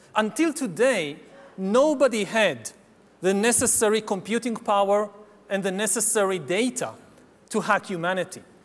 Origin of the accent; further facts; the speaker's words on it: Israel; my home country of Israel